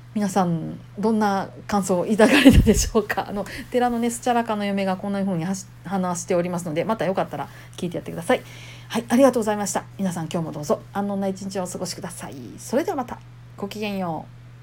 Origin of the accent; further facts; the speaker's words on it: Kansai, Japan; accent: Kansai dialect; 私関西人やから関西弁バリバリ